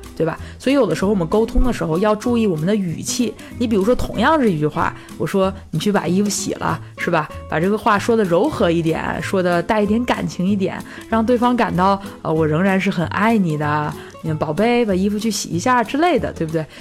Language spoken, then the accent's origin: Chinese; China; 我们中国人